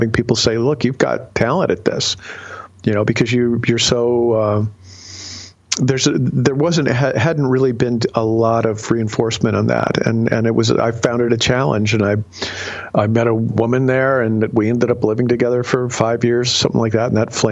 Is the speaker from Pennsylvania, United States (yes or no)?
no; Ohio, United States; growing up in Ohio